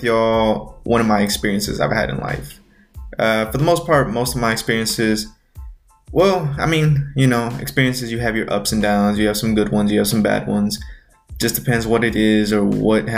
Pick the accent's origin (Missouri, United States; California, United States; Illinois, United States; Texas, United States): Texas, United States; I was born here in the United States, but my family is originally from Mexico.